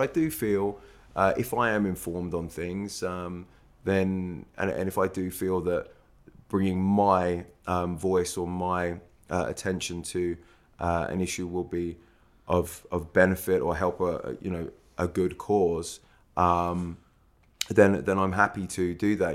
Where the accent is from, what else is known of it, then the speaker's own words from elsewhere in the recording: Stevenage, East of England, United Kingdom; moved away as an adult; also born or lived in New York; I'm from, I grew up in Stevenage in Hertfordshire